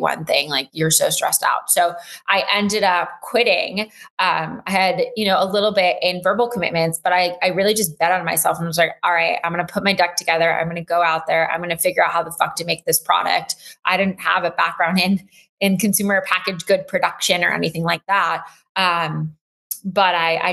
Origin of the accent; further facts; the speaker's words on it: Los Angeles, California, United States; moved away as an adult; also born or lived in Durham, North Carolina; now in New York City, United States; I grew up